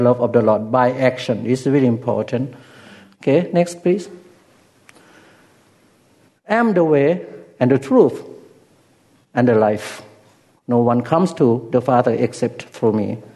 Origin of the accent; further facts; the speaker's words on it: Ubon Ratchathani, Thailand; first language Lao; English is a second language; moved away; in my hometown, there were a lot of American Air Force in Ubon Ratchathani